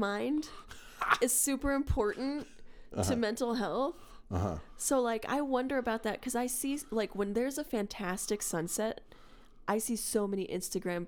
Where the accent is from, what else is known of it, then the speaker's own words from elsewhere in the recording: Edgewood, New Mexico, United States; first language English and Spanish; also born or lived in El Paso, Texas / Albuquerque, New Mexico; I grew up in Edgewood, went to high school in Moriarty